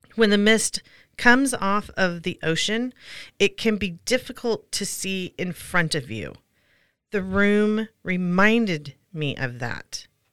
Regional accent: Pacific Northwest, United States; Growing up in the Pacific Northwest, we would visit our grandparents at Long Beach, Washington

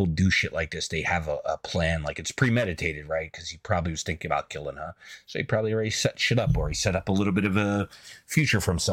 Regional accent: New York City, New York, United States; I'm from the Bronx

